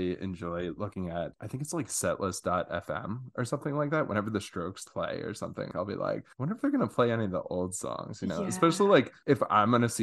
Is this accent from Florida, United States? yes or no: no; Baltimore, Maryland, United States; also born or lived in New York; I'm from Baltimore, and like just bouncing back from Baltimore to New York